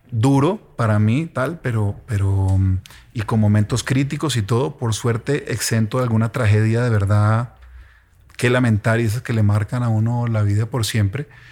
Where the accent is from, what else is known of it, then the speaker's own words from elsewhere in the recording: Ibagué, Tolima, Colombia; yo soy de Ibagué